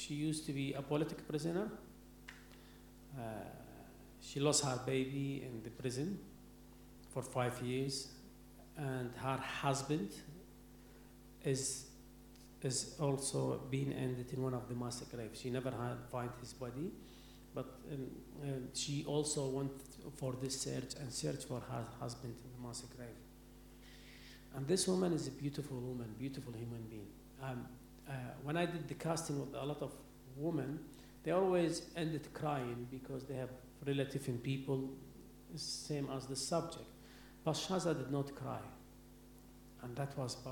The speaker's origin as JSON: {"language": "English", "town": "Baghdad", "region": "Baghdad Governorate", "country": "Iraq", "second_language": "English", "moved": "as an adult", "said": "I'm Arabic from Baghdad"}